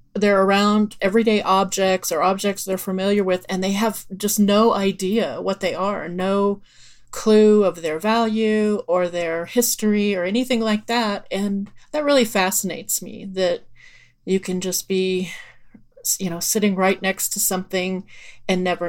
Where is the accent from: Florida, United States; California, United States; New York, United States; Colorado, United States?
Colorado, United States; Erie; I'm from Erie, Colorado